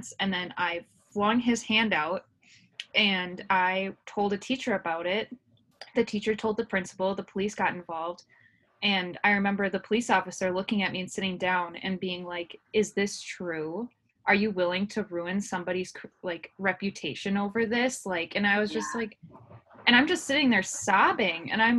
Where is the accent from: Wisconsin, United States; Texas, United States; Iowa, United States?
Wisconsin, United States; Altoona; I grew up in Altoona, which is just outside of Eau Claire